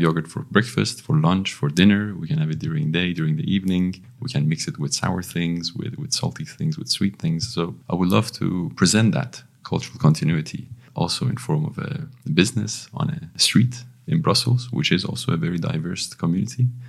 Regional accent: Iran; also born or lived in London, United Kingdom; now in Belgium; I'm from Iran originally

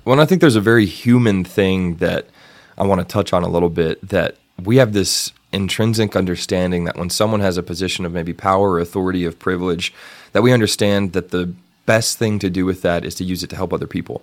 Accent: Canyon, Texas, United States; in my hometown in Canyon, there was always a Fourth of July parade

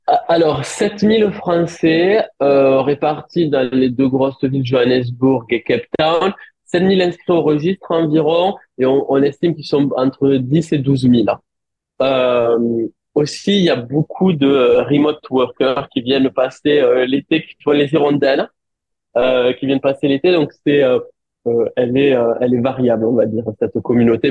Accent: France; moved away as an adult; now in South Africa; en tant que Français

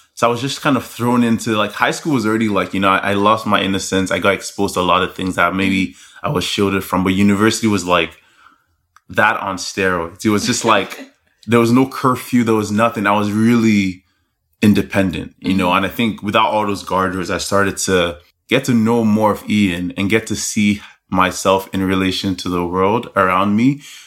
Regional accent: Lagos, Nigeria; I'm Nigerian. That's where I was born and raised. So, hey. I grew up in a Nigerian home, born in Lagos

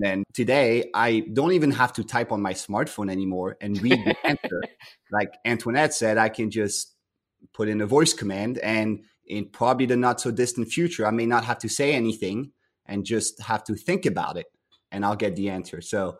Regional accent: France; English is a second language; moved away as an adult; I grew up in France.

